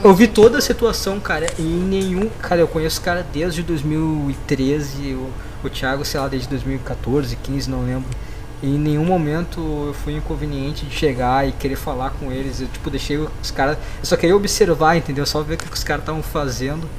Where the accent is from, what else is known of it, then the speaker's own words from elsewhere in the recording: Rio Grande do Sul, Brazil; eu sou do Sul e eu também, cara, cara, Rio Grande do Sul